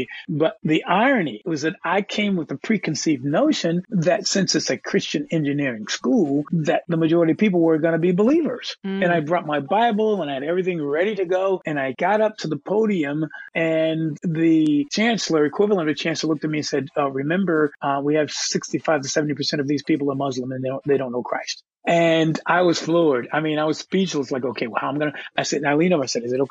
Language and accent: English; United States; I am an American